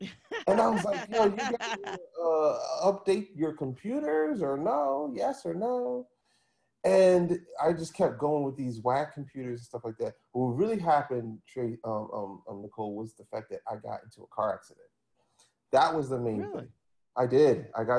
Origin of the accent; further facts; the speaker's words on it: Philadelphia, Pennsylvania, United States; Like, I had just gotten this job working in the middle of, like, I'm from Philly, and I got this job working in Princeton, New Jersey.